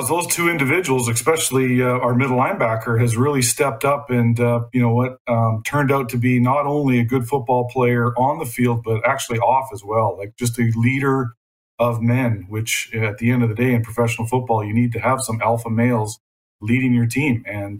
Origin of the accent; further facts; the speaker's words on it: Canada; As a Canadian and a guy who's worked and played in amateur football in Canada